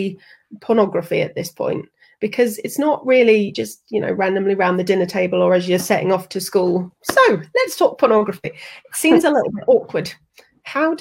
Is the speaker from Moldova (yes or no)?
no; United Kingdom; I'm very British